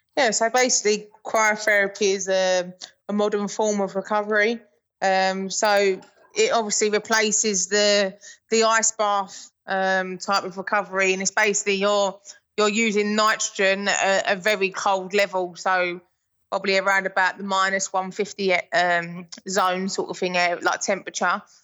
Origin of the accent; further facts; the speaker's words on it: England, United Kingdom; I'm English